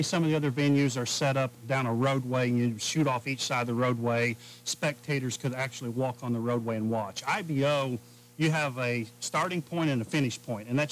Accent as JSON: {"language": "English", "town": "Spencer", "region": "Indiana", "country": "United States", "said": "I'm from Spencer, Indiana, about 4 hours straight west of here"}